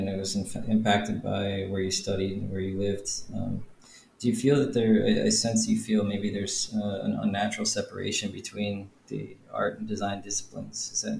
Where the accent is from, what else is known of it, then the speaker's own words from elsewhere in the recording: United States; also born or lived in Manhattan, New York City; now in Prague, Czech Republic; I grew up, I was born in Manhattan, grew up in the suburbs. And so that the town that I grew up in outside of New York City